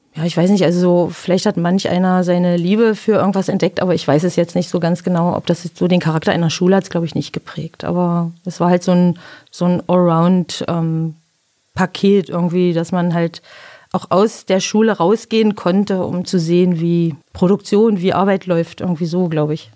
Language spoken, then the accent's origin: German; Biederitz, Saxony-Anhalt, Germany; also born or lived in Magdeburg; bin geboren in Magdeburg, habe auf so einem Dorf, äh, bin ich aufgewachsen in Biederitz, zehn Kilometer von Magdeburg entfernt